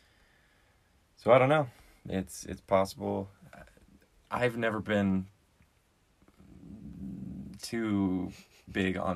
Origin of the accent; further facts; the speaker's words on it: Washington, United States; growing up in Washington